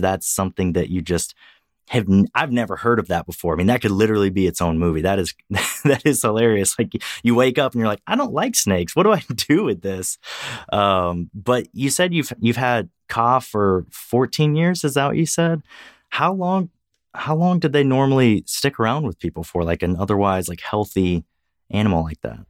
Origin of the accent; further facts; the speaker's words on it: Louisiana, United States; now in Texas, United States; I work as a veterinarian in Texas, although I'm originally from Louisiana.